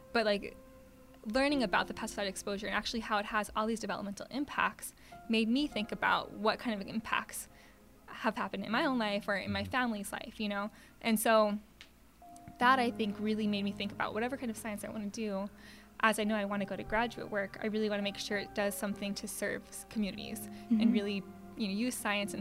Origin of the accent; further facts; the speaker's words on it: Santa Fe, New Mexico, United States; moved away; also born or lived in Arizona; I grew up in Santa Fe, New Mexico